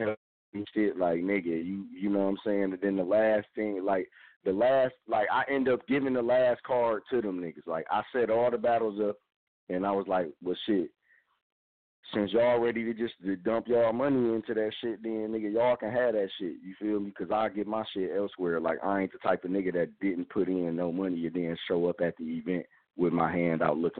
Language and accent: English; Detroit, Michigan, United States; I'm a Detroit nigga